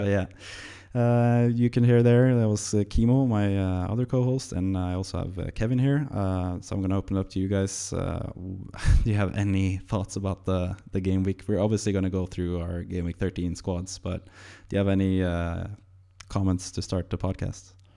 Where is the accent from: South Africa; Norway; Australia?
Norway; English is a second language; I'm Norwegian